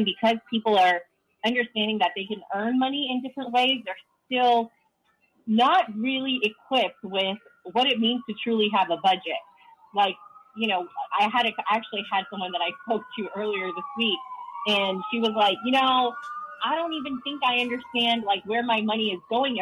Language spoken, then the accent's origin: English; India; moved away; my background, I am an immigrant. I'm Indian